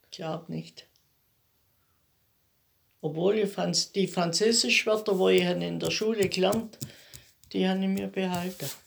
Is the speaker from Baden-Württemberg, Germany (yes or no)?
yes; Bunkhofen, Baden-Württemberg, Germany; Am 2.4.34. Und im Bunkhofen steht mein Elternhaus